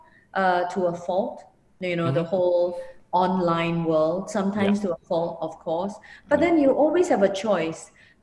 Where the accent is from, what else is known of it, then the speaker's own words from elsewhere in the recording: Singapore; moved away; me being a Singaporean here